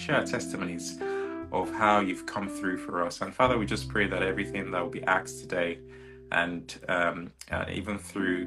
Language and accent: English; Nigeria; I'm also Nigerian